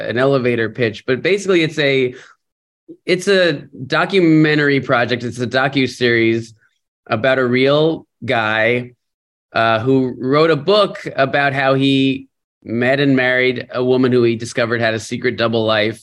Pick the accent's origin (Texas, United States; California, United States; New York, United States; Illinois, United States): New York, United States; New York City; also born or lived in Pelham, New York / Mount Vernon, New York; I was born in the Bronx. I lived there till I was like 14